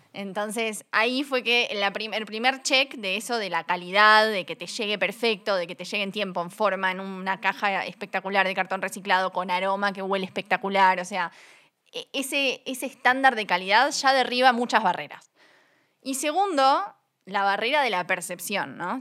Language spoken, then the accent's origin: Spanish; Uruguay; accent: Uruguayan; moved away as an adult; also born or lived in United States; now in Mexico City, Mexico; yo soy uruguaya, como verán por mi acento. Viví casi 10 años en Estados Unidos